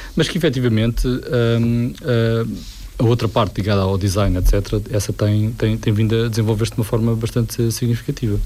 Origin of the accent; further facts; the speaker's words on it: Portugal; é aquilo que eu sou, português